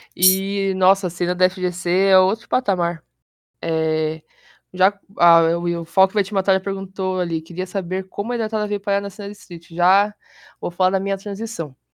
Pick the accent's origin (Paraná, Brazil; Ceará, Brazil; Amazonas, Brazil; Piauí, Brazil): Paraná, Brazil; Curitiba; sou de Curitiba, tenho 21 anos